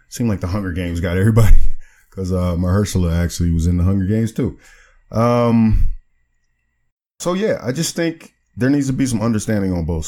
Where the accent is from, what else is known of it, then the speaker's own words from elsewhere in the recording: Prince George's County, Maryland, United States; my accent or something, you know, being from PG County, you know what I mean? Maryland, you know, I'm from Maryland